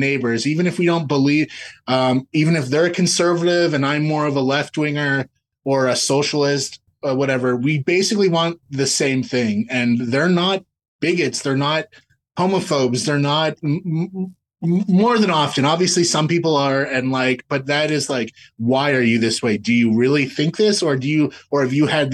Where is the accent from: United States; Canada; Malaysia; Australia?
Canada; we're from Canada